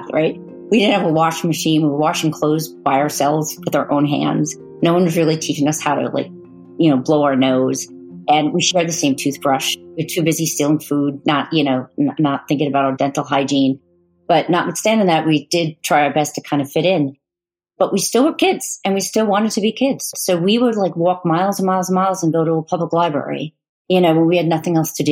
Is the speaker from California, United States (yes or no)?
no; Long Island, Suffolk County, New York, United States; We grew up on Long Island, the eastern end, which is the county of Suffolk